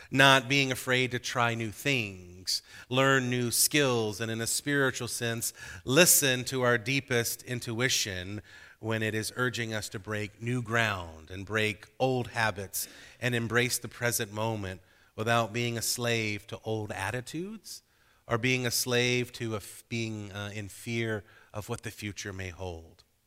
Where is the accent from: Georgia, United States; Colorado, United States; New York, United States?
Georgia, United States; growing up in Georgia